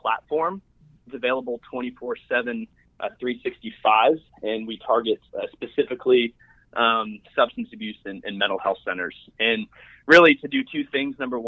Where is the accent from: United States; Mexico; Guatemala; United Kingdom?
United States; South Florida; I'm born and raised in South Florida, currently live in historic district in downtown West Palm Beach